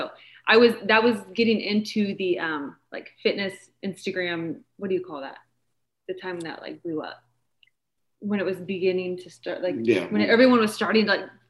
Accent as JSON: {"language": "English", "town": "Kokomo", "region": "Indiana", "country": "United States", "tie": "born or raised there", "said": "I'm from Indiana."}